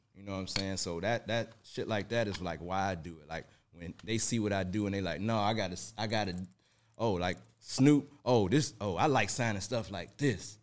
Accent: Detroit, Michigan, United States; now in Atlanta, United States; born and raised in Detroit, Michigan, you know, right off Seven Mile

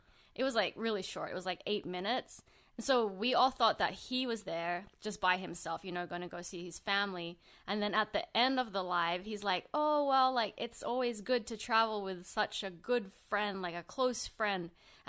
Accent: Sydney, New South Wales, Australia; born there; I was born in Sydney, Australia, like the same city as Felix.

